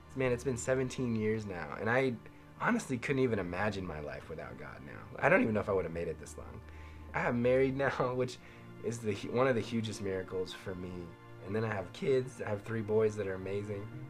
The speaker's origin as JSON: {"language": "English", "town": "Las Vegas", "region": "Nevada", "country": "United States", "tie": "born or raised there", "said": "I grew up in Las Vegas"}